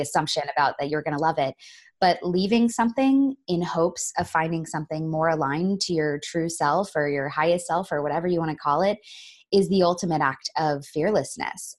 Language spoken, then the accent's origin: English; Florida, United States; I grew up in Florida